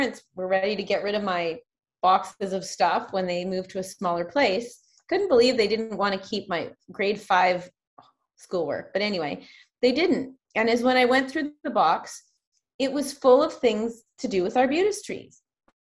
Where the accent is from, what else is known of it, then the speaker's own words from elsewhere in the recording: Saanich, British Columbia, Canada; I grew up in Saanich, just outside Victoria